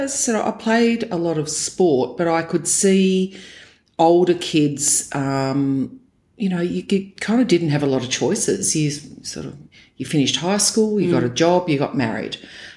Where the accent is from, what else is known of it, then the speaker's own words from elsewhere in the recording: Geraldton, Western Australia, Australia; moved away as an adult; also born or lived in Perth; now in Melbourne, Australia; I'm a WA girl. I grew up in Geraldton, which is about 400 kilometres north of Perth, and first 20 years of my life there. Not a small country town, but certainly a medium-sized one, about 18 to 20,000 people in that town when I was growing up.